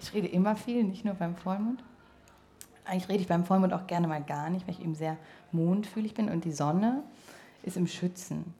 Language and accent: German; Berlin, Germany; moved away; Berlin, obwohl es meine alte Heimat ist